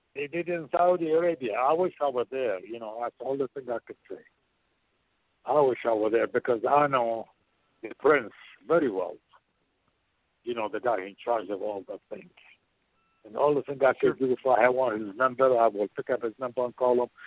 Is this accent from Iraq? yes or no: yes; Baghdad, Baghdad Governorate, Iraq; moved away; also born or lived in Portland, Oregon; I am from Baghdad, Iraq